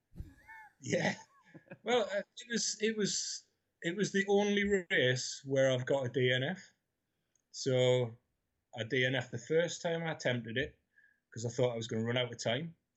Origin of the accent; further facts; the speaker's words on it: Newcastle upon Tyne, North East England, United Kingdom; I grew up in Newcastle, 12 to 16